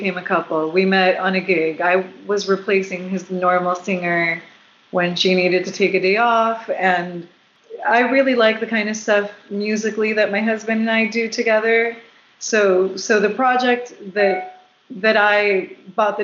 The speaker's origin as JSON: {"language": "English", "country": "Puerto Rico", "also_born_or_lived": "South Florida", "moved": "yes", "lives_now": "West Coast, United States", "said": "I've lived on the West Coast since 2007, but I'm originally from Puerto Rico, and I did live in South Florida for 12 years."}